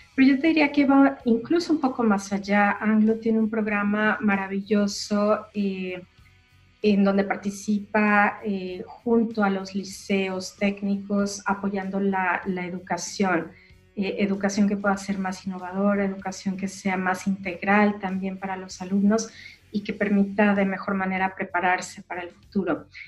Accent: Mexico; yo soy mexicana

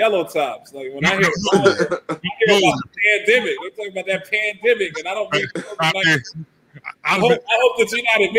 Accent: Baltimore, Maryland, United States; I grew up in Baltimore

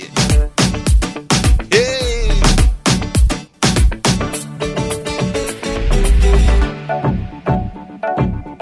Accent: United Kingdom; also born or lived in Trinidad and Tobago; I was born here, okay? I'm very much British

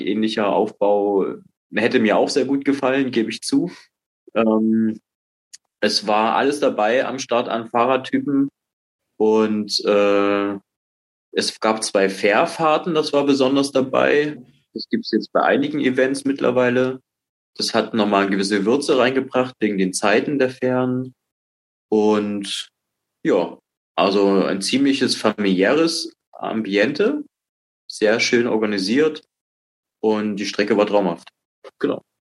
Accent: Dresden, Saxony, Germany; also born or lived in Baltic coast; habe jahrelang äh, als Kind an der Ostsee gewohnt, bin dann nach Sachsen gekommen, nach Dresden, wohne jetzt seit der Wende hier.

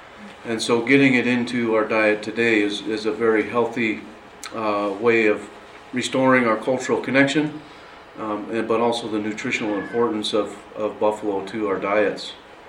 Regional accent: Wyoming, United States; I'm personally from Wyoming and make trips to South Dakota

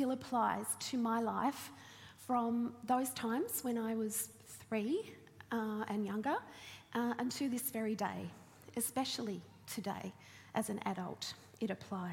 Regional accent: Launceston, Tasmania, Australia; I grew up in Launceston

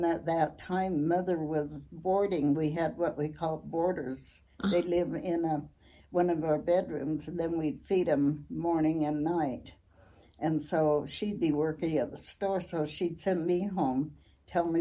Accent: Logan, Utah, United States; born or raised there; also born or lived in Idaho Falls, Idaho

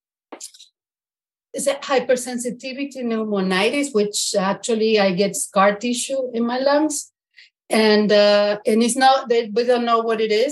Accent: Argentina; also born or lived in Brooklyn, New York, United States; now in Bedford, United States; I'm in Bedford, Massachusetts, but originally from Argentina and escaped from Brooklyn of 25 years in Brooklyn

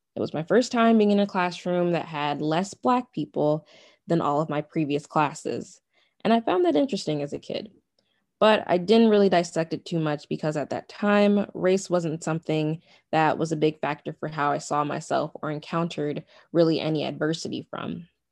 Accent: United States; My ethnicity is Nigerian, but then there comes my nationality. Well, my nationality is American

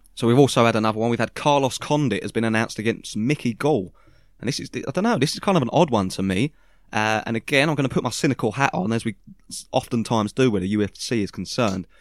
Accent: United Kingdom; we're British

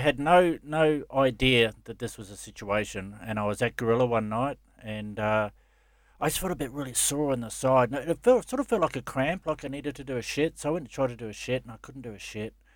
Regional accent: Gold Coast, Queensland, Australia; I grew up on the Gold Coast and Surface Paradise

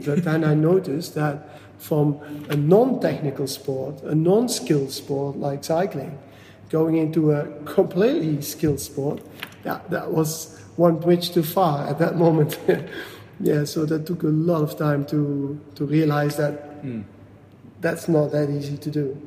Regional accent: Flemish part, Flanders, Belgium; English is a second language; moved away as an adult; now in Washington, United States; I grew up in a very small village in the northeast of Belgium. Mm-hmm um, 500 meters from the Dutch border. So it's a very it's it's called it's the Flemish part of Belgium

